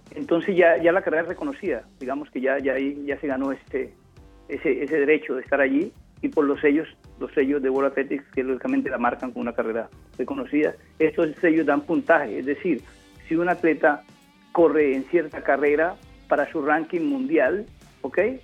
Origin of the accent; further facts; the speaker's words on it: Juradó, Chocó, Colombia; moved away; also born or lived in Buenaventura, Colombia / Quibdó, Colombia / Cali, Colombia / United States; yo nací en Buenaventura, me crié en Jurado Chocó, en la frontera con Panamá, en el Pacífico, luego vine a Quibdó y a Cali.